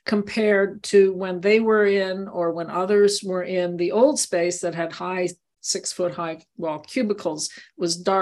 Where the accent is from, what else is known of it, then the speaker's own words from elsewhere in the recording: Montreal, Quebec, Canada; also born or lived in Maryland (NIH); now in Tucson, United States; I grew up in Montreal